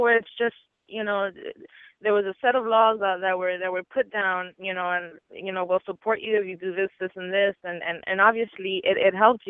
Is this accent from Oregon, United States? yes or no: no; Miami, Florida, United States; accent: Cuban; even though I'm from South Florida, you know, from Miami, and I have that Cuban accent sometimes